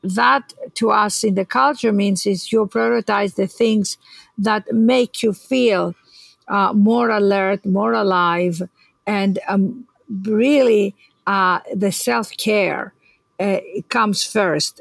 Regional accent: Greece; moved away; I was born in Greece

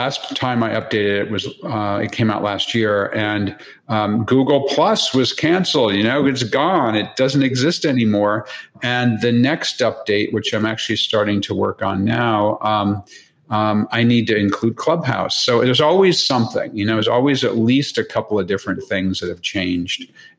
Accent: Connecticut, United States; also born or lived in Boston, United States / Long Island, United States / Tokyo, Japan / Hong Kong, Hong Kong; I was born in the Boston area. I lived in Long Island, New York. I went to my high school years in Connecticut.

